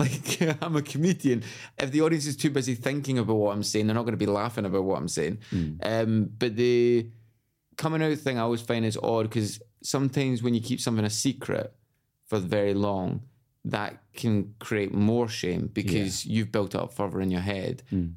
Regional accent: Glasgow, Scotland, United Kingdom; moved away as an adult; I moved away from Glasgow when I was 18

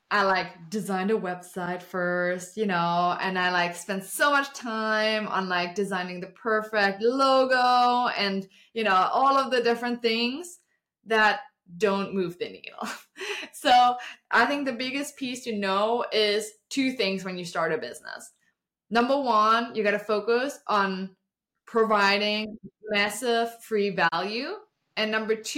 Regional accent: Germany; English is a second language; moved away as an adult; now in Austin, United States; I'm originally from Germany, I moved to the States 7 years ago.

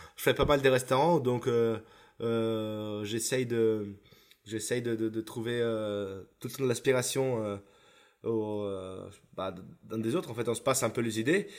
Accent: Isola della Scala, Veneto, Italy; French is a second language; moved away as an adult; now in Paris, France; Je viens dans un petit village à côté de Vérone, s'appelle Isola de la Scala, donc ce petit village de 9000 habitants, euh, où j'ai toute ma famille là-bas

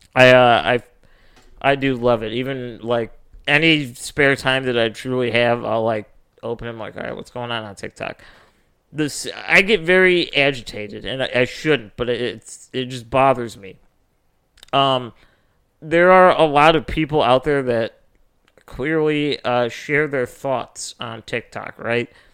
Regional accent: Northwest Indiana, United States; also born or lived in Chicago; I'm from, you know, Northwest Indiana

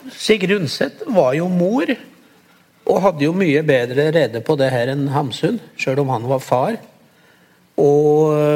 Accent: a village neighbouring Sel, Gudbrandsdalen, Innlandet, Norway; jeg vokste jo opp i nabobygda til Sel, da.

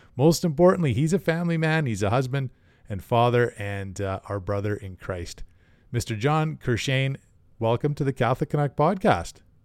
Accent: Canada; Being a Canadian and a hockey fan

